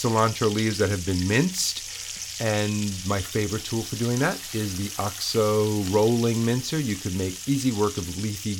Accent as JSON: {"language": "English", "town": "New York City", "region": "New York", "country": "United States", "tie": "born or raised there"}